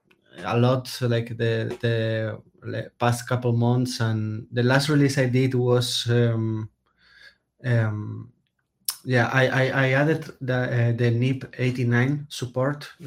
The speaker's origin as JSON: {"language": "English", "country": "Spain", "said": "I'm a developer from Spain"}